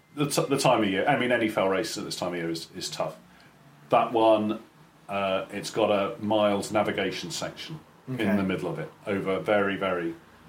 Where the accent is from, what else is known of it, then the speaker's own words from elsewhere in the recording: Caterham, South East England, United Kingdom; moved away; So I grew up in Surrey. Whereabouts? So Caterham.